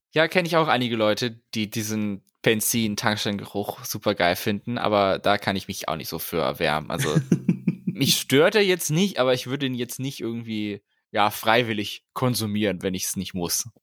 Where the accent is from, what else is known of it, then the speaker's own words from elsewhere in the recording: Northern Germany, Germany; bei uns in Norddeutschland